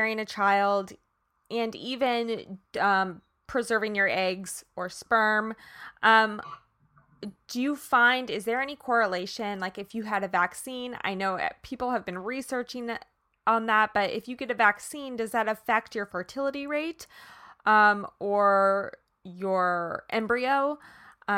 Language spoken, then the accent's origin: English; Kansas, United States; now in California, United States; I'm from Kansas originally